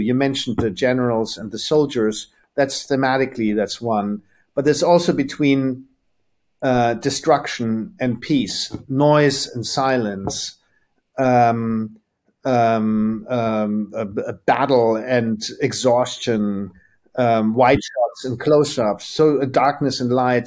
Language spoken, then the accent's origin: English; Germany; we grew up in Germany